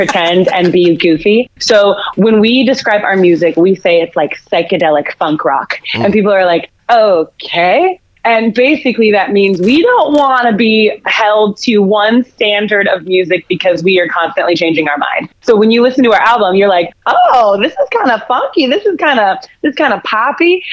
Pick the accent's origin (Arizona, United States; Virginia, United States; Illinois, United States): Arizona, United States; Phoenix; moved away as an adult; now in Kansas City, United States; I've been in Kansas City for about 8 years, but I am originally from Phoenix, Arizona